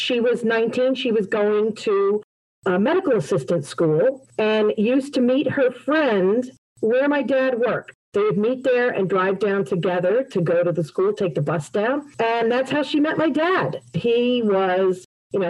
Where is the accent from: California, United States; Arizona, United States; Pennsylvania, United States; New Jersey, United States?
New Jersey, United States; West Caldwell; also born or lived in Glen Ridge, New Jersey; now in Parsippany, United States; I'm a Jersey girl, born and raised the first 21 years of my life in West Caldwell